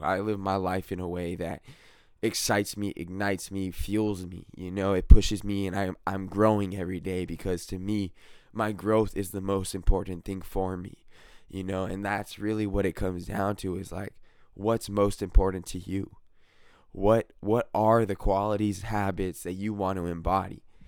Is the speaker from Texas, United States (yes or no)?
no; California, United States; I'm definitely from California, and I love it here